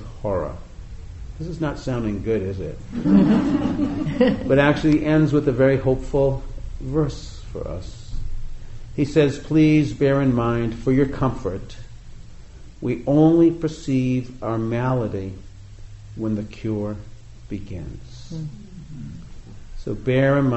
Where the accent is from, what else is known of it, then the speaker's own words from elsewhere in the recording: New England, United States; growing up in the East Coast in New England